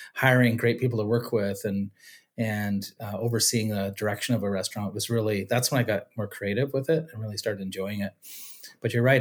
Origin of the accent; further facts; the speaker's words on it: Shawnigan Lake, British Columbia, Canada; also born or lived in California; I grew up in Shawnigan Lake